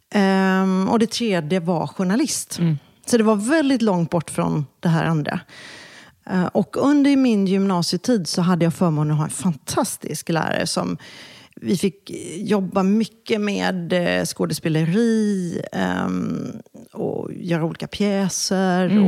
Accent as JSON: {"language": "Swedish", "town": "Kungälv", "region": "Västra Götaland", "country": "Sweden", "tie": "born or raised there", "also_born_or_lived": "Gothenburg", "said": "jag växte faktiskt upp strax norr om Göteborg. Så jag tillbringade nog min barndom och Eh, mina tonår i Kungälv"}